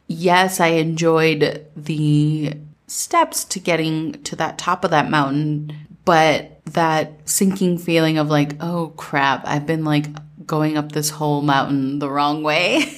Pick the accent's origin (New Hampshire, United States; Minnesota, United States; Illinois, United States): Minnesota, United States; growing up in Minnesota